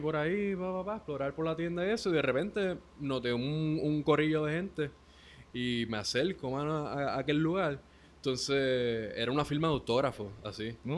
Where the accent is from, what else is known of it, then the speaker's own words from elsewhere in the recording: Ponce, Puerto Rico; yo vivía con mi mamá en el Tuque, en los bajos de la casa de mi tía, que ahí fue donde yo me crié, en Ponce.